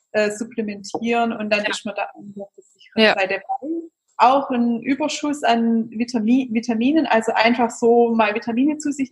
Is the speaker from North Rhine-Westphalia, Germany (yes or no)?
no; Baden-Württemberg, Germany; accent: Swabian; vor allem wir sind ja aus dem Schwabenland, hört man ja bestimmt.